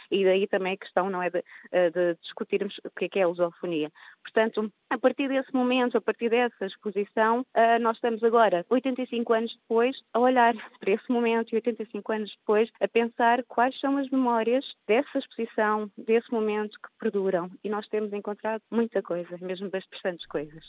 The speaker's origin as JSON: {"language": "Portuguese", "country": "Cape Verde", "lives_now": "Porto, Portugal", "said": "que sou eh, de origem africana, que sou cabo-verdiana"}